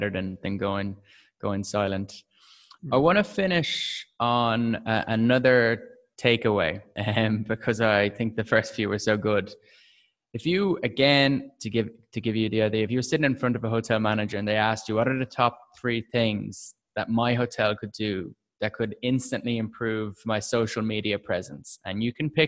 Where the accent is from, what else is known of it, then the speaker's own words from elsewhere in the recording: Ireland; I'm Irish